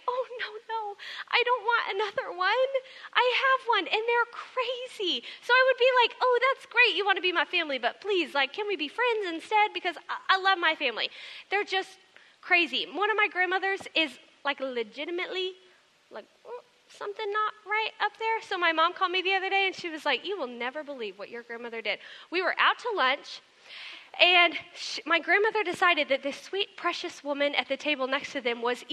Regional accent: Texas, United States; moved away; I am from Texas

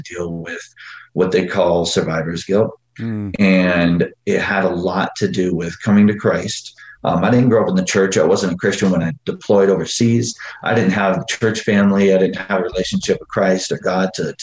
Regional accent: Phoenix, Arizona, United States; I grew up in Phoenix, Arizona, poor.

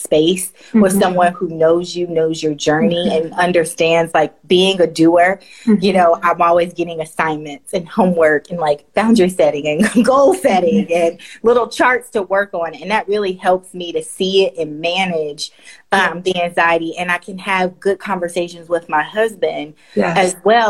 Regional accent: the South, United States; as a Black woman, you know, growing up in the South

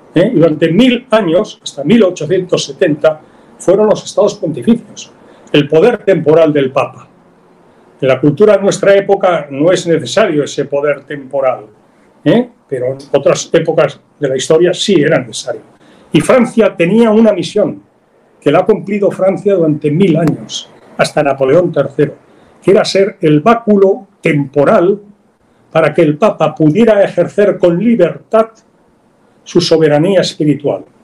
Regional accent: Spain; also born or lived in Barcelona; Lo digo como español

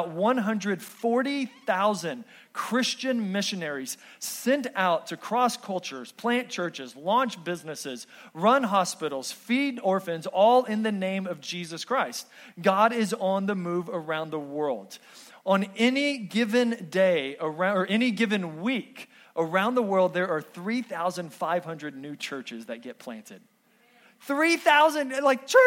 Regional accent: Texas, United States; moved away; Growing up in Texas

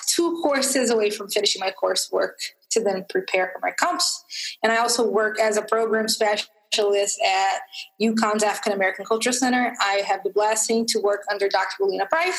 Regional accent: Rio de Janeiro, Brazil; now in United States; I was born in Rio de Janeiro, Brazil. I was born and raised there.

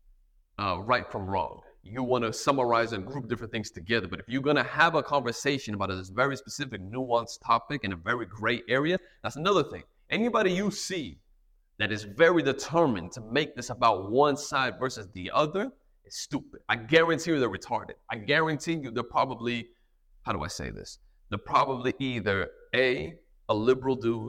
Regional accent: United States; I'm American

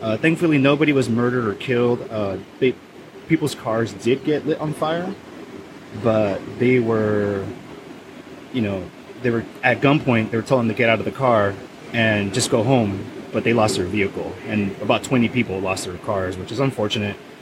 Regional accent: Oceanside, California, United States; my hometown, Oceanside, California

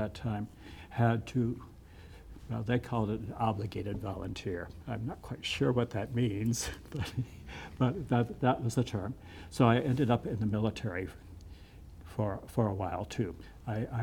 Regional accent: Canastota, South Dakota, United States; also born or lived in Sioux Falls; I grew up in the Methodist Church in Canastota

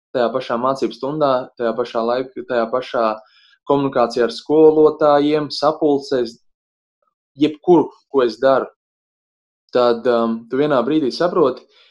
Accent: Bauska, Bauska Municipality, Latvia; moved away as an adult; mana dzimtā puse Bauska

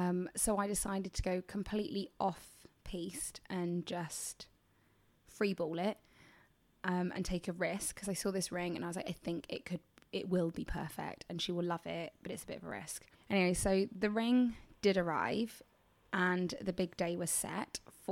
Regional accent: England, United Kingdom; I'm from England.

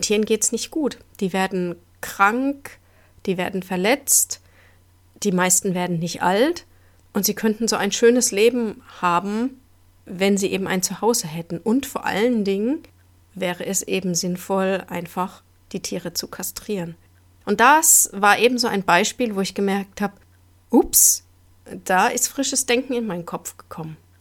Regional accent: Germany; bei uns in Deutschland

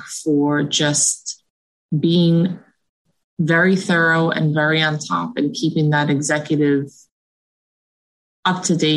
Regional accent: New Jersey, United States; born or raised there

